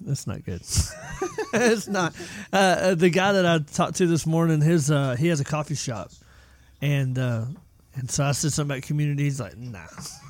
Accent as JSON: {"language": "English", "region": "Georgia", "country": "United States", "said": "I'm from Georgia"}